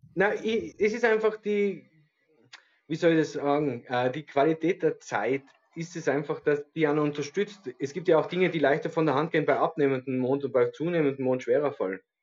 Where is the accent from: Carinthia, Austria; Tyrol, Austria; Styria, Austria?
Tyrol, Austria; bei uns in Tirol